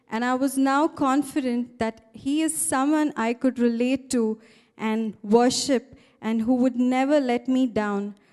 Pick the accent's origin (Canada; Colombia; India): India; Hyderabad, Telangana; I'm from Hyderabad. I was born in a traditional family to parents who were staunch Hindus.